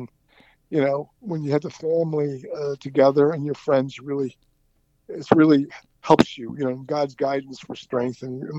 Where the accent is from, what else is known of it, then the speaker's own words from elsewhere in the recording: Cleveland, Ohio, United States; I hail from Cleveland, Ohio. I grew up in the North Collinwood district in Cleveland, attended St. Mary's grade school in Collinwood, and then Cleveland St. Joseph High School in Cleveland.